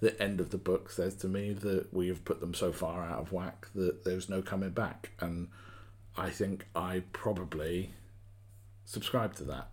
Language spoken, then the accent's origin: English; United Kingdom; I'm a Brit